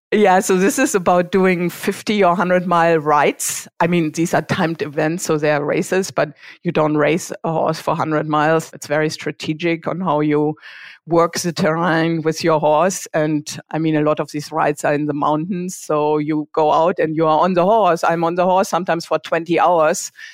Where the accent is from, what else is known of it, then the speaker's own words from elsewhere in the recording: Germany; accent: German; English is a second language; moved away as an adult; also born or lived in Switzerland; now in Bay Area, United States; I grew up in a very small town in Germany. I guess you can tell from my accent